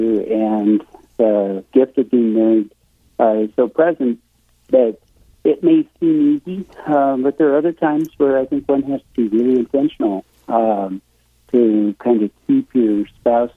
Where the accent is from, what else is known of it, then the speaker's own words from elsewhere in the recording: Casper, Wyoming, United States; also born or lived in Kansas City, Missouri; I'm from Casper. Okay. Grew up here.